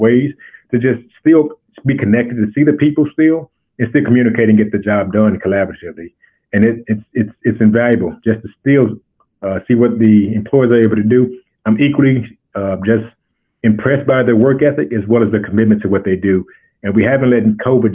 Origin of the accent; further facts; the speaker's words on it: Arkansas, United States; I'm from Arkansas originally.